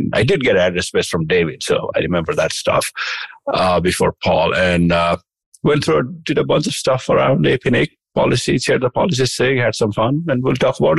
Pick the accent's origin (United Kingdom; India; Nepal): Nepal; now in United States; I'm from Nepal, but now I live in the United States.